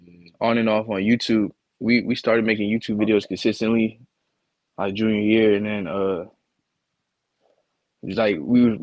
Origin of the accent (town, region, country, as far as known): Virginia, United States